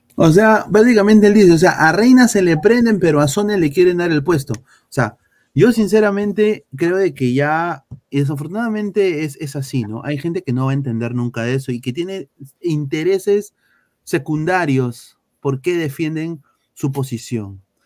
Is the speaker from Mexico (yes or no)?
no; Peru; now in United States; yo, que soy peruano, que nací en Perú, nacionalizado estadounidense